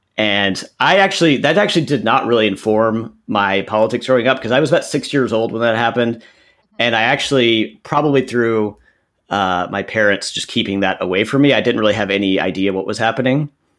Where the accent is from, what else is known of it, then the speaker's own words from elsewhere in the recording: Bruceville, Texas, United States; also born or lived in Waco, United States; I'm from Central Texas. I was born in Waco, Texas, and grew up in a small town just south of Waco, a very conservative part of the country. I grew up in a small town called Bruceville